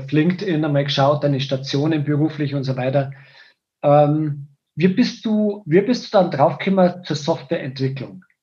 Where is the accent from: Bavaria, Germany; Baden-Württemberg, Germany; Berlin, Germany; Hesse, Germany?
Bavaria, Germany; Wartenberg; born there; Ich bin 1970 in Wartenberg geboren und gehöre einer alteingesessenen Wartenberger Familie an.